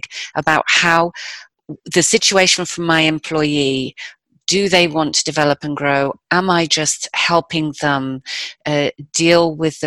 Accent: United Kingdom; I'm British

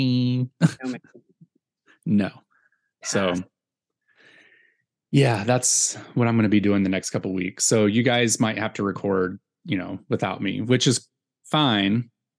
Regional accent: Virginia, United States; I'm from Virginia.

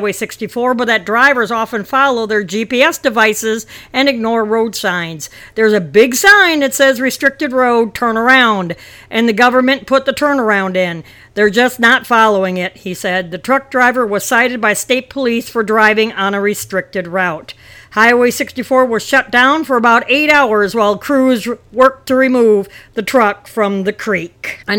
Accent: Wisconsin, United States; now in Mississippi, United States; There's like 30 inches back home in Wisconsin in my hometown. I'm in Mississippi right now

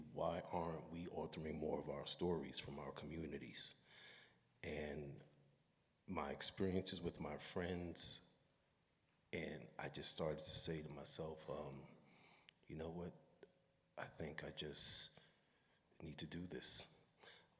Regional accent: New York City, New York, United States; growing up in Brooklyn, Brooklyn was not the place anybody wanted to come to back in the days

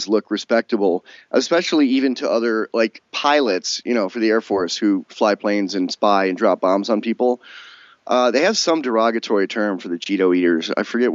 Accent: upstate New York, United States; also born or lived in California; now in Wyoming, United States; I grew up in New York State

